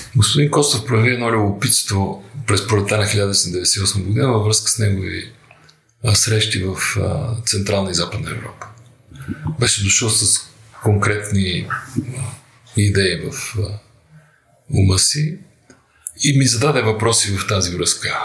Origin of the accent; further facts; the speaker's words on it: Bulgaria; Аз съм българин